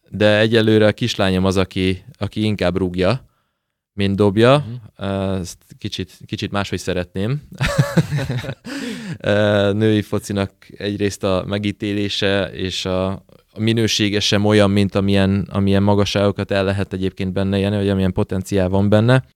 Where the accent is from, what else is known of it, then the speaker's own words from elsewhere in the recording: Debrecen, Hajdú-Bihar, Hungary; lakótelepen nőttem fel, lakótelepen állandóan fociztunk